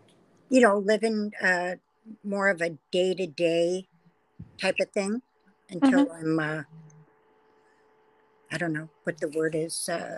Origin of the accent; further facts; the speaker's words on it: Queens, New York, United States; born there; also born or lived in Lake Havasu City, Arizona / Las Vegas / San Diego; now in California, United States; Well, I was born in Queens, New York. Not really, you know, my life, you know, went from New York to Lake Havasu City, Arizona.